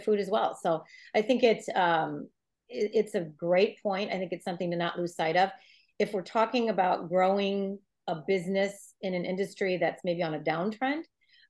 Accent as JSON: {"language": "English", "town": "Green Bay", "region": "Wisconsin", "country": "United States", "tie": "born or raised there", "also_born_or_lived": "San Francisco", "moved": "as an adult", "said": "Bill and I are from Green Bay originally, but we'd been living in San Francisco a couple of years."}